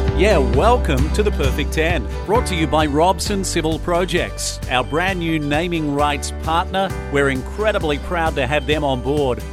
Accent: Queensland, Australia; I grew up in Queensland

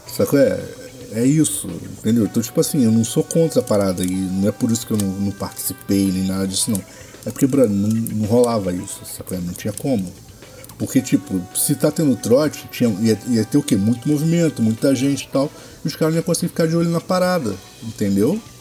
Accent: Baixada Fluminense, Rio de Janeiro, Brazil; morei a vida toda na Baixada

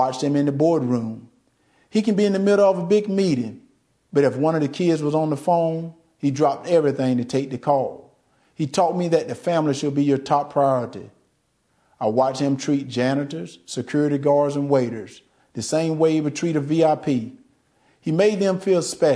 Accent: Deep South, United States; Growing up in the Deep South, I've seen racism up close.

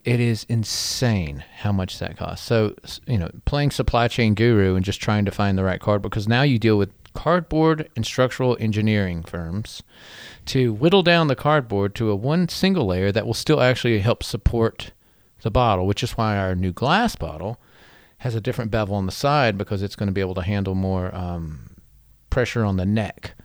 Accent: Black Mountain, North Carolina, United States; being a North Carolina native

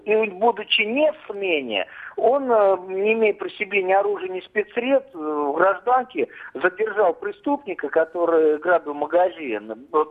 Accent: Tula, Tula Oblast, Russia; Я сам из Тулы

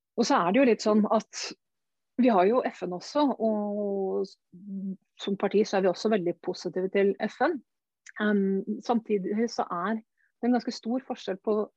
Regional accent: Norway; jeg kommer fra Norge

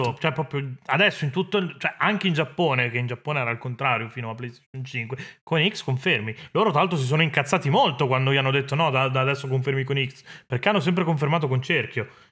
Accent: Italy; del mio paese, inteso l'Italia come, come, nazione

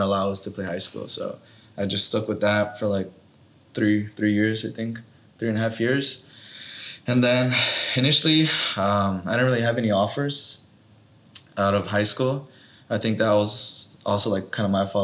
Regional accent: Watsonville, California, United States; I was born and raised in Watsonville

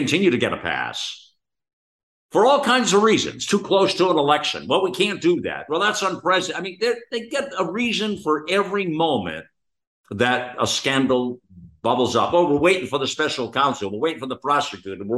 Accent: United States; as an American

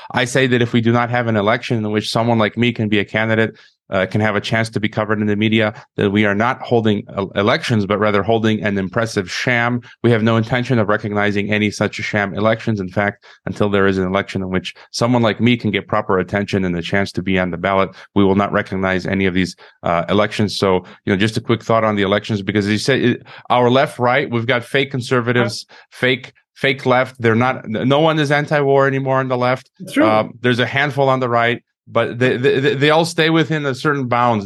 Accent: Chicago, Illinois, United States; moved away as an adult; also born or lived in Kazakhstan / Mexico; I'm from Illinois. I'm from Chicago

